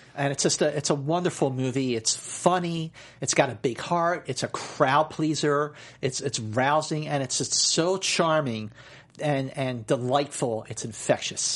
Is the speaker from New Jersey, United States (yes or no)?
no; Philadelphia, Pennsylvania, United States; I grew up in Philadelphia